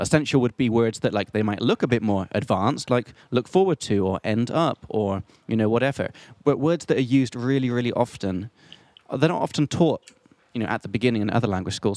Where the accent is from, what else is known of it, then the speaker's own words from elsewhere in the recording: England, United Kingdom; now in Prague, Czech Republic; I'm from England